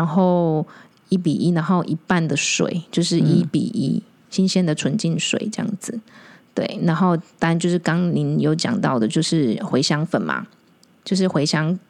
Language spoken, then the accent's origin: Chinese; Taiwan; 我们台湾人的 对 脑袋里面是没有存在的。